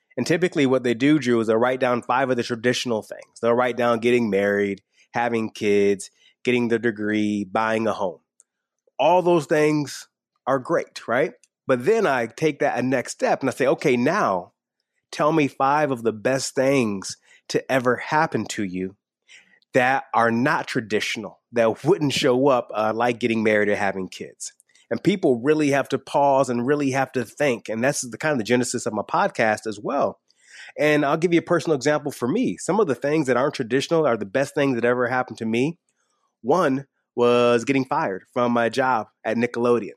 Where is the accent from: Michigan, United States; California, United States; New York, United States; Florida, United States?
Michigan, United States; I grew up in, in small town Michigan, not super far away from a NASCAR speedway